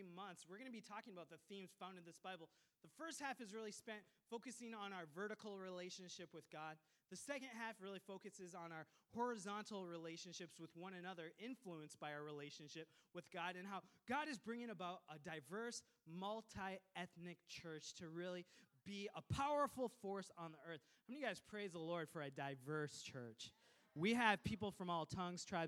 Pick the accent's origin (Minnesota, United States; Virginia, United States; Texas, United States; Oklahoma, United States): Minnesota, United States; I was raised in Minnesota from an immigrant family